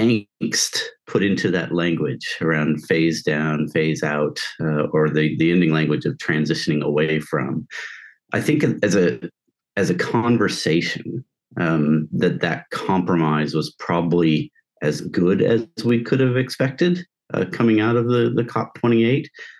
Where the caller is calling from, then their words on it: New Haven, Connecticut, United States; I'm dialing in from New Haven, Connecticut.